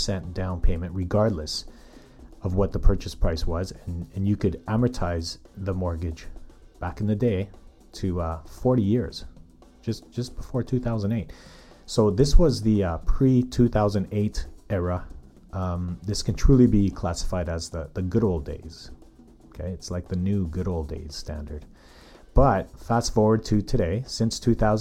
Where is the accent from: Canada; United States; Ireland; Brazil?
Canada; Calgary, Alberta; moved away as an adult; now in North Vancouver, Canada; born and raised in Calgary, currently living in North Vancouver